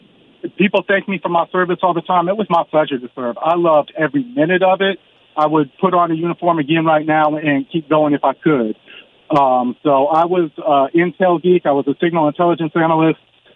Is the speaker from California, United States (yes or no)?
yes; Sacramento, California, United States; now in San Antonio, United States; So we live in Sacramento, or we live in San Antonio. I'm from Sacramento. I'm out in Sacramento right now because my mom turned 70 on Monday.